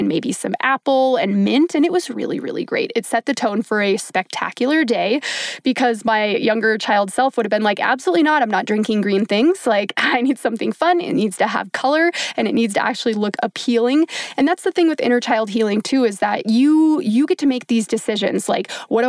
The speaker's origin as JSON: {"language": "English", "region": "Minnesota", "country": "United States", "tie": "born or raised there", "said": "I grew up in Minnesota, the land of 10,000 lakes, where I grew up swimming and being in the lake all the time."}